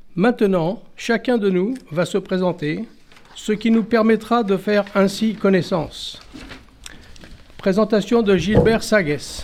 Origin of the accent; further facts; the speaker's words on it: Paris, Île-de-France, France; Je suis né à Paris en 1945.